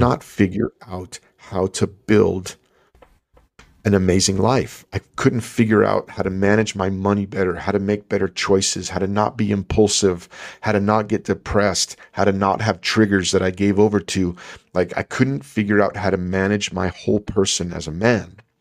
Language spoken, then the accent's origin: English; El Paso, Texas, United States; growing up in El Paso, Texas